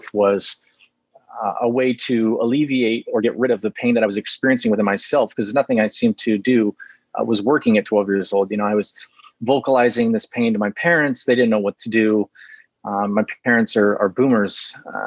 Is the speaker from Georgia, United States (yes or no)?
no; Fresno, California, United States; I grew up in California, Central Valley, California, Fresno